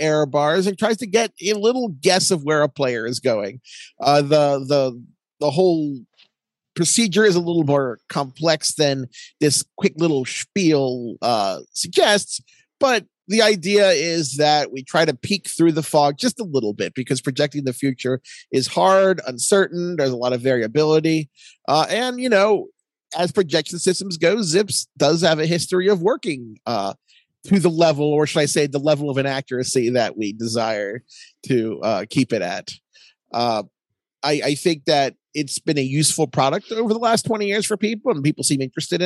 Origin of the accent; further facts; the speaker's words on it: Baltimore, Maryland, United States; I'm from Baltimore